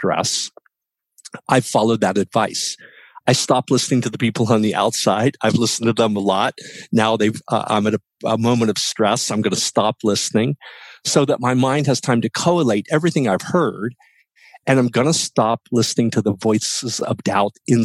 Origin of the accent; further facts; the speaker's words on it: West Virginia, United States; moved away as an adult; I was growing up in West Virginia and I knew that West Virginia wasn't the spot for me